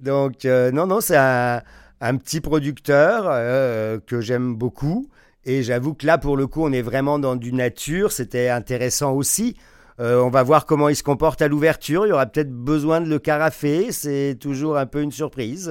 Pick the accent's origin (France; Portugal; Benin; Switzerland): France; moved away as an adult; now in Quebec, Canada; je suis originaire de France. Quand je suis arrivé au Québec il y a 27 ans